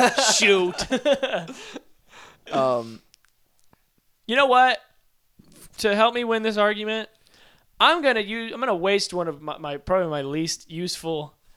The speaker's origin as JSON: {"language": "English", "region": "Georgia", "country": "United States", "said": "I'm from Georgia."}